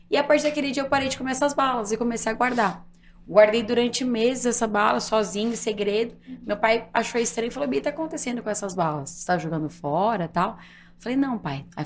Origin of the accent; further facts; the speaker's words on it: Guarulhos, São Paulo, Brazil; Eu sou de Guarulhos, eu brinco assim, gente, eu sou prova viva, Guarulhos tem mais que aeroporto, tem gente que mora lá, então eu sou de Guarulhos.